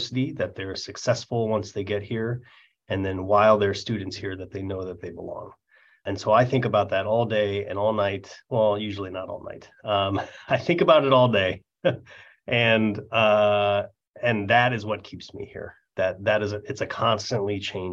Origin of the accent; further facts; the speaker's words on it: Minnesota, United States; moved away as an adult; also born or lived in San Francisco / Davis; now in Oregon, United States; I grew up in Minnesota where we have real winter.